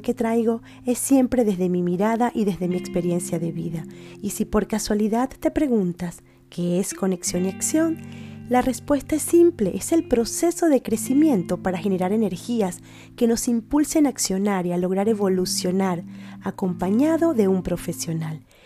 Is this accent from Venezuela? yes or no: yes; Venezuela; now in Spain